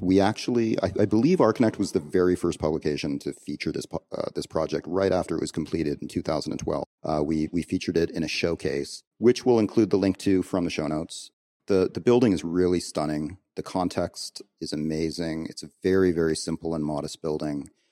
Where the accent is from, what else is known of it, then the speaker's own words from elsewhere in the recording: Canada; moved away; as a Canadian, um, who, who hasn't, who hasn't actually lived in Canada for a long time now